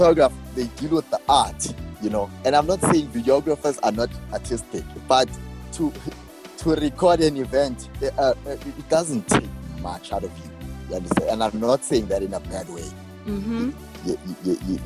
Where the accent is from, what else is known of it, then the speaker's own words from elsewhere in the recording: Johannesburg, Gauteng, South Africa; I'm from Winchester Hills, south of Joburg